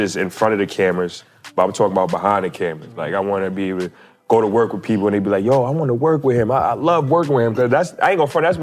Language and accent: English; New York City, New York, United States; I'm from Staten Island, New York